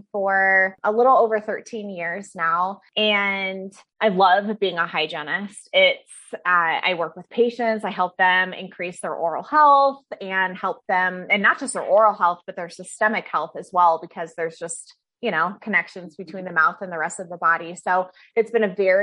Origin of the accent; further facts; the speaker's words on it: Fairbanks, Alaska, United States; now in Denver, United States; I'm originally from Alaska. That's where I was born and raised, is Fairbanks, Alaska